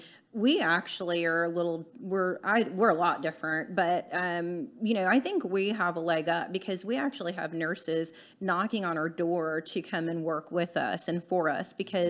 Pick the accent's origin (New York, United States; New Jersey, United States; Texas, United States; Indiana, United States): Texas, United States; Eagle Lake; also born or lived in Houston; I was born in Houston, but I grew up in a very small town called Eagle Lake, Texas.